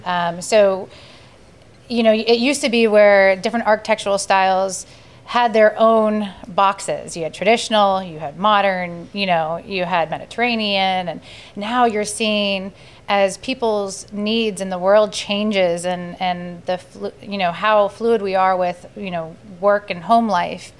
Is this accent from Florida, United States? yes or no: yes; Sarasota, Florida, United States; my history of growing up in Sarasota and my familiarity with the neighborhoods